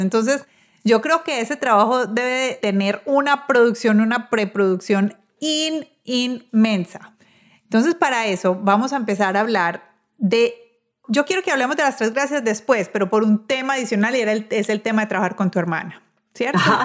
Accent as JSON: {"language": "Spanish", "town": "Medellín", "region": "Antioquia", "country": "Colombia", "tie": "born or raised there", "said": "los que estamos, vivimos y este, crecimos en Medellín"}